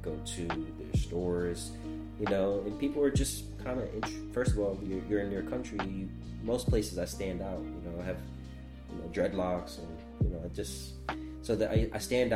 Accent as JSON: {"language": "English", "region": "New York", "country": "United States", "tie": "born or raised there", "said": "growing up in New York"}